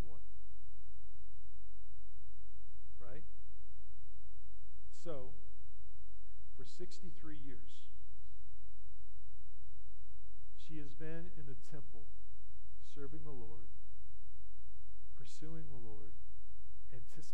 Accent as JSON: {"language": "English", "town": "Wichita", "region": "Kansas", "country": "United States", "said": "I'm from Wichita."}